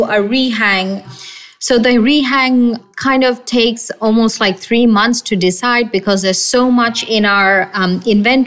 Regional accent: Bangladesh; we're from Bangladesh and we got our independence in 1971.

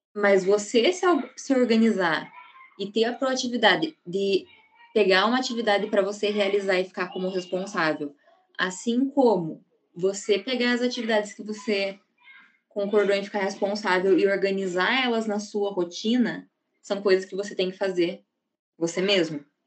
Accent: Ponta Grossa, Paraná, Brazil; Eu sou daqui de Ponta Grossa mesmo

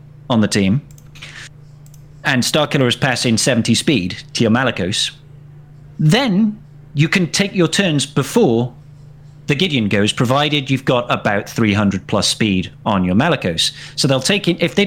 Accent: Wales, United Kingdom; I'm Welsh

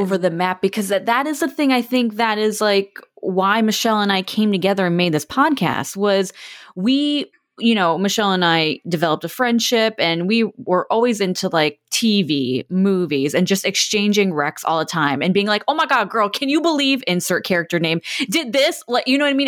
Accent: Florida, United States; I'm from Florida

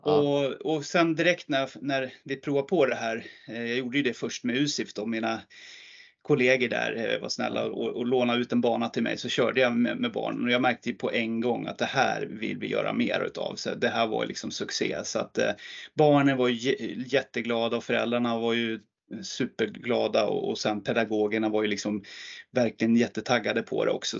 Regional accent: Hagunda, Uppsala County, Sweden; en liten förening där jag växte upp som heter Hagunda IF

